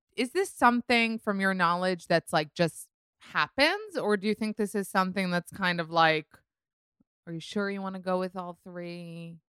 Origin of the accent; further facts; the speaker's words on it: New York, United States; I'm a New Yorker